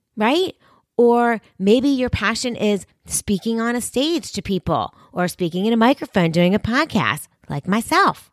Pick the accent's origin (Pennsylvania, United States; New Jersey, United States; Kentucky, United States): Pennsylvania, United States; Philadelphia; right here in my hometown in, of Philadelphia